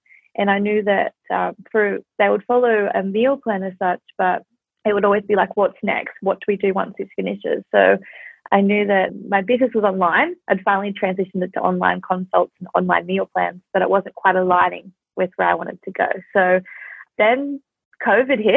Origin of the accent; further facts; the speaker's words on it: Australia; I'm from Australia